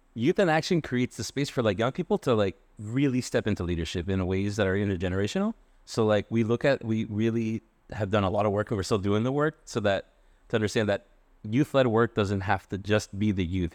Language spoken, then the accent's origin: English; Worcester, Massachusetts, United States; moved away as an adult; now in Providence, United States; I was born in Worcester